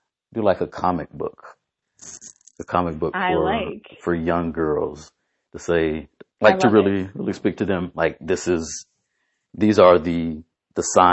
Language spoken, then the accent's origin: English; Indiana, United States; now in Florida, United States; I'm originally from Indiana